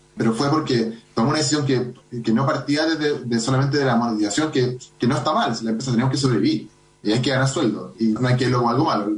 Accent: Santiago, Santiago Metropolitan Region, Chile; Somos los menos que somos de Santiago

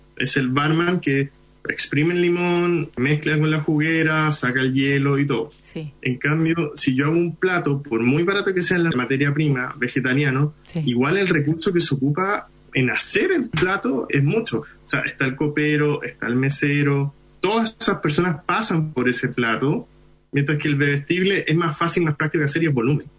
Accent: Iquique, Tarapacá, Chile; first language Hindi; Spanish is a second language; now in Santiago, Chile; Yo nací en Iquique

